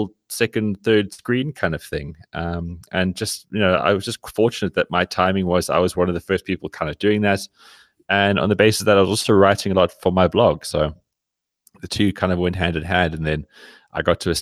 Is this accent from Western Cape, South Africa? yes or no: yes; Cape Town, Western Cape, South Africa; now in Johannesburg, South Africa; living in Johannesburg, I grew up in Cape Town, now living up here